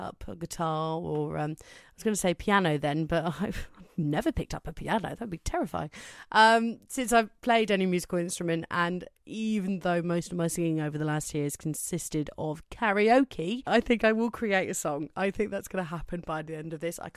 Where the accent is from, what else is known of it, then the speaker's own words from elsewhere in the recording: Cornwall, South West England, United Kingdom; I'm from Cornwall in England